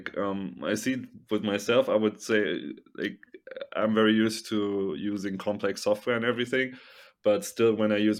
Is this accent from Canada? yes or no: no; Germany; I'm from Germany